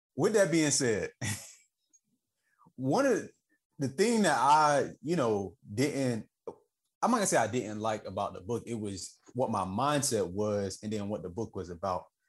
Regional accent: the South, United States; I'm just from the South

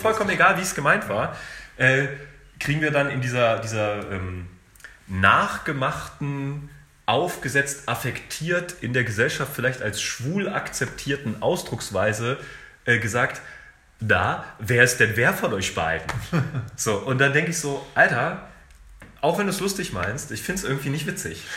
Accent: Germany; ich bin in Deutschland groß geworden, äh, ich habe keinen Akzent

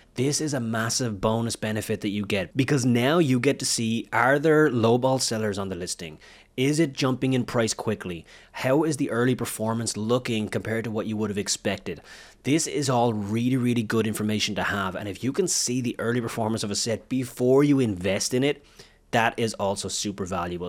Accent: Wexford, Leinster, Ireland; moved away; my hometown is a small little town in Ireland. It's called Wexford. It's in the southeast of Ireland. That's where my family lived. That's where I was, I was born.

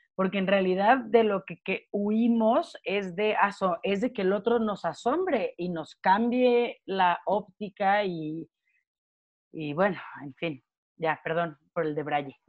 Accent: Mexico; siendo mexicana, habiendo estado casi toda mi vida en, bueno, hasta, hasta la media superior

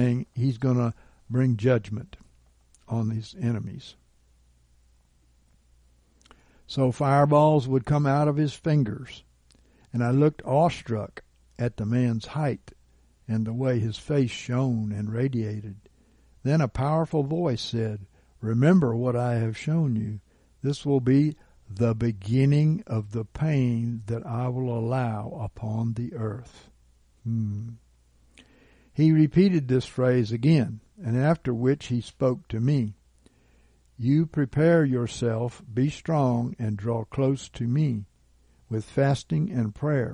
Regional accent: Gulf Coast, United States; I come from the Gulf Coast

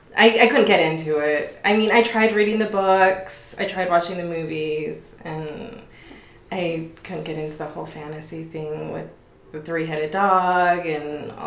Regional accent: Las Vegas, Nevada, United States; born and raised in Vegas. I've been a member of the church my whole life.

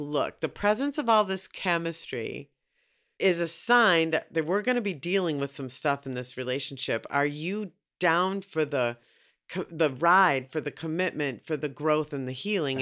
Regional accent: Minneapolis, Minnesota, United States; I'm from Minneapolis

